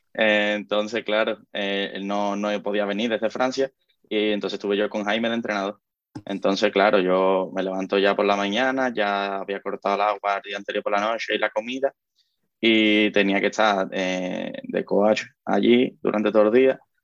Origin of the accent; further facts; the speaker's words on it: Cádiz, Andalusia, Spain; nosotros somos del sur, de, nosotros somos de Cádiz